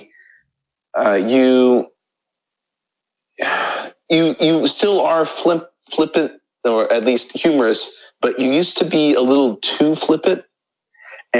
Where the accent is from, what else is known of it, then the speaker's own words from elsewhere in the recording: United States; moved away as an adult; now in South Korea; I am an American living in South Korea as an English